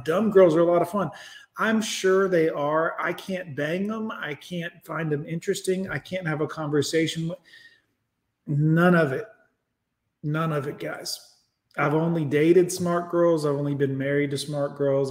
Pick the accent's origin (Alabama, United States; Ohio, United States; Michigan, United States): Alabama, United States; I'm from Alabama